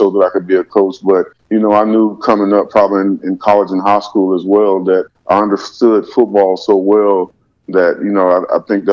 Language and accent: English; the South, United States; growing up in the South